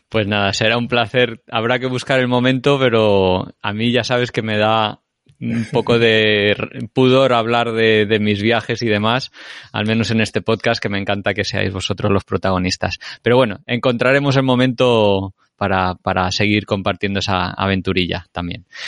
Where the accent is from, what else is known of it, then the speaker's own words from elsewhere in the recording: Spain; nosotros que somos españoles, tenemos un campo de entrenamiento excelente en España